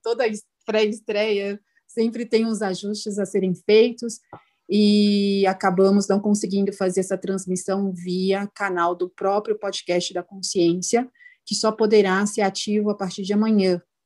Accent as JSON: {"language": "Portuguese", "region": "São Paulo", "country": "Brazil", "said": "nós que somos de São Paulo"}